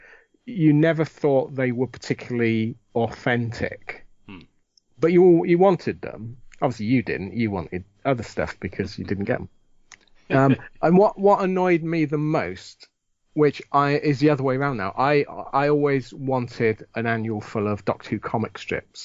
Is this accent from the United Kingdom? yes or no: yes; United Kingdom; growing up in Britain in the 60s, 70s, 80s